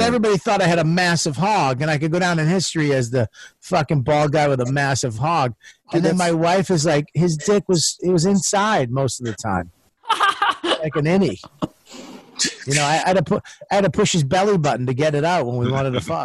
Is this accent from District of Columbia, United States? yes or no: no; Boston, Massachusetts, United States; I'm Italian Irish. I'm from Boston